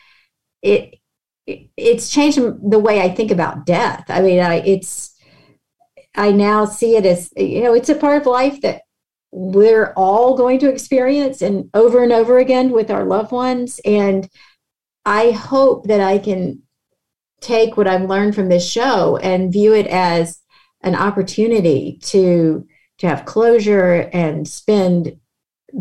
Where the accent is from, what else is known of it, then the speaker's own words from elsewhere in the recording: Mississippi, United States; moved away as an adult; now in Pacific Northwest, United States; growing up in Mississippi